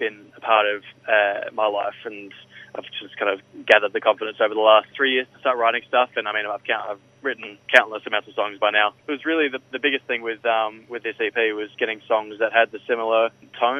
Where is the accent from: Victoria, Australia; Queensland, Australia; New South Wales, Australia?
New South Wales, Australia; Byron Bay; now in United States; I'm born and bred in Byron Bay